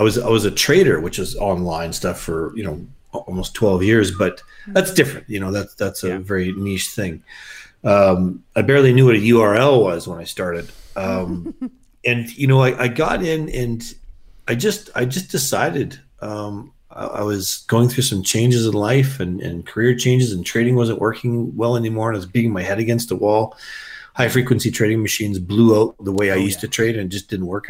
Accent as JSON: {"language": "English", "region": "Western Canada", "country": "Canada", "moved": "yes", "lives_now": "Andorra", "said": "I'm from the good part of Canada, the West."}